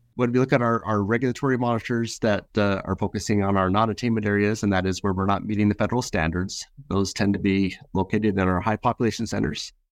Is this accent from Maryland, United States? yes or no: no; San Diego, California, United States; Growing up in San Diego was a, a pretty crazy but fun experience